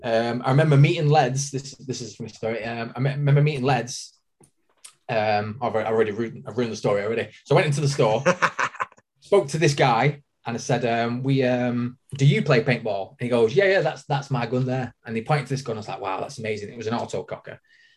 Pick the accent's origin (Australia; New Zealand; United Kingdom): United Kingdom; Manchester, North West England; From Manchester. I work at Planet Eclipse in Manchester, and I've been working there for nearly 17 years now.